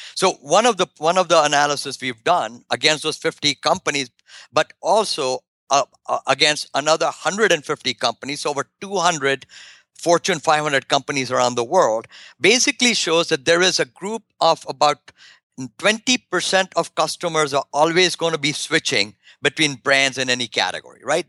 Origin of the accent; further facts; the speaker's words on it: India; moved away; my home country in India